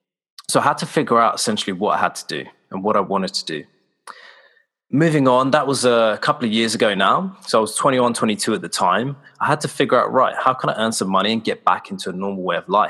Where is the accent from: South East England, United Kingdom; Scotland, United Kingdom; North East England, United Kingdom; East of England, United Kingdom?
South East England, United Kingdom; Slough; I'm from Slough in the UK, which is in Berkshire and 20 miles west of central London.